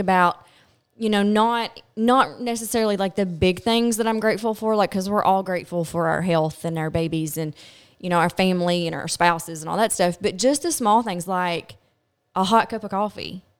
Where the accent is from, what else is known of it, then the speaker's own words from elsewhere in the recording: Glasgow, Kentucky, United States; I'm from Glasgow, Kentucky